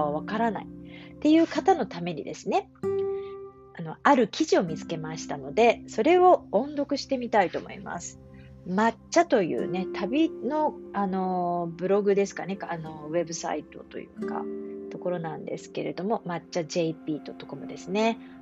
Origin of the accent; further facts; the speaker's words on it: Japan; 日本人の私